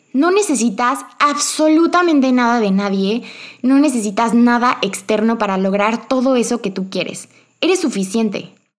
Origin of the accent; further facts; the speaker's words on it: Cuernavaca, Morelos, Mexico; moved away as an adult; also born or lived in Mexico City / Querétaro; yo nací en Cuernavaca, yo amo Cuernavaca